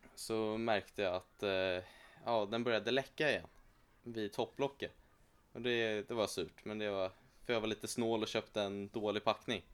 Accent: Sweden; jag är född här i Sverige

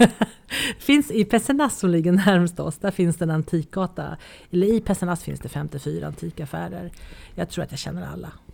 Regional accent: Nacka, Stockholm County, Sweden; moved away as an adult; now in France; Jag är ju gammal Nackabo. Jag är ju född och uppväxt i Nacka

